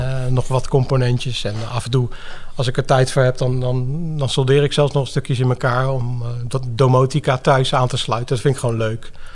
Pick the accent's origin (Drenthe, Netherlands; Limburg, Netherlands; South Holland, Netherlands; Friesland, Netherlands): South Holland, Netherlands; The Hague; moved away as an adult; now in Zeeland, Netherlands; Ik ben dus geboren en getogen in Den Haag. Ik heb daar best lang gewoond. 25 plus jaar, denk ik zeker wel